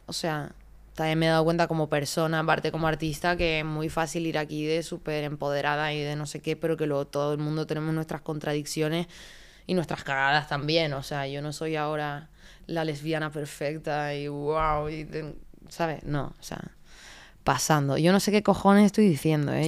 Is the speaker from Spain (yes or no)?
yes; Canary Islands, Spain; accent: Canarian; moved away; also born or lived in Madrid / Barcelona; yo soy muy canaria, de hecho cuando lo has dicho me sale todo el acento a muerte